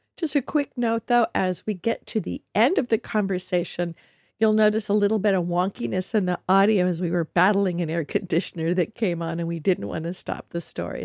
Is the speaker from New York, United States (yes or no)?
no; Southern California, United States; I grew up in Southern California